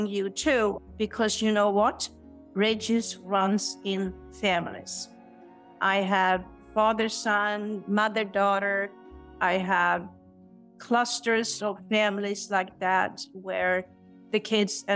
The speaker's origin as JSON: {"language": "English", "country": "Sweden", "tie": "born or raised there", "moved": "yes", "said": "I'm born and raised in Sweden"}